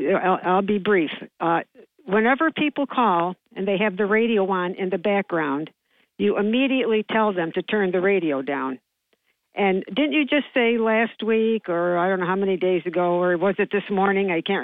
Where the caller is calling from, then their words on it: New York, United States; This is … from JC.